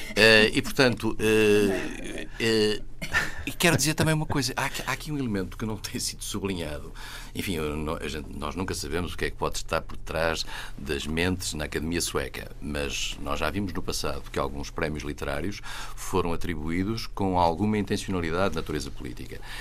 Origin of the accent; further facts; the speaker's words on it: Vila Real, Norte, Portugal; moved away; na minha terra, em Vila Real, traz os montes